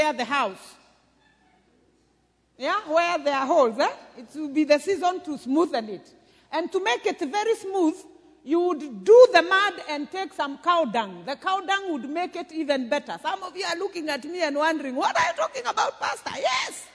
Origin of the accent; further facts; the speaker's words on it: Murang'a County, Kenya; I come from Mathioya, where J.J. Kamotho came from